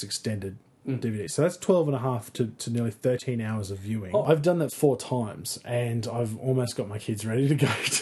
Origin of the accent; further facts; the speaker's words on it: North Queensland, Australia; as a kid, growing up in North Queensland